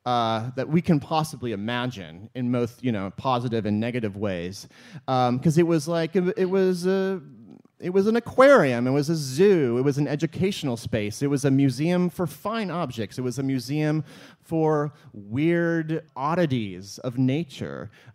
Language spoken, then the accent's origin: English; the Ozarks, United States; it is because I'm from the Ozarks, so I like strings of Christmas lights, like for every holiday and for every possible occasion.